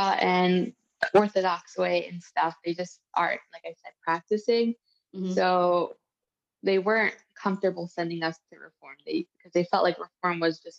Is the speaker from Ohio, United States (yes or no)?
yes; Cincinnati, Ohio, United States; also born or lived in Detroit, Michigan; I grew up in Cincinnati, Ohio